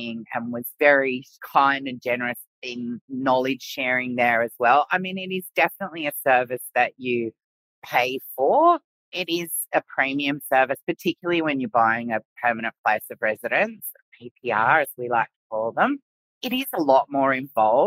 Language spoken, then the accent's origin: English; Sydney, New South Wales, Australia; moved away as an adult; also born or lived in Middle East; now in Brisbane, Australia; I was from Sydney and I'm a bit of a Sydney girl